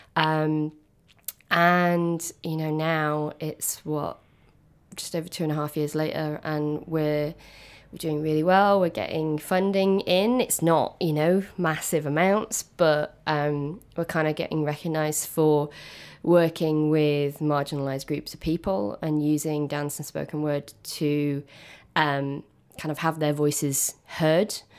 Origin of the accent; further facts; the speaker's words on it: Manchester, North West England, United Kingdom; my journey began back home in Manchester. I'm from South Manchester